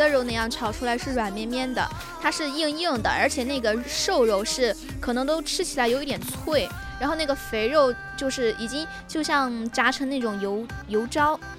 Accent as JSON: {"language": "Chinese", "region": "Chongqing", "country": "China", "said": "豆瓣就是我们重庆那边的。"}